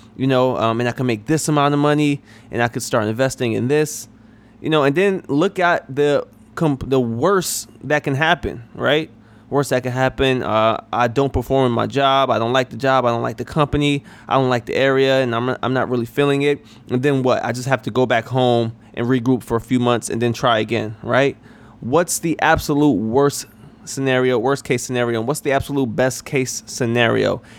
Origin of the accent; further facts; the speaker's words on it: New York, United States; moved away as an adult; also born or lived in South Carolina; I'm originally from New York